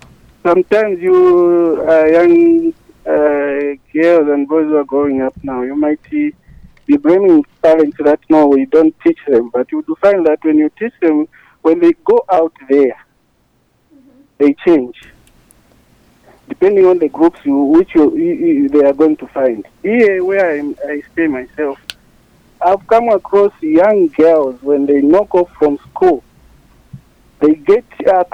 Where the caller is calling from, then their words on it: Chilanga, Lusaka Province, Zambia; I'm calling you from Chilanga.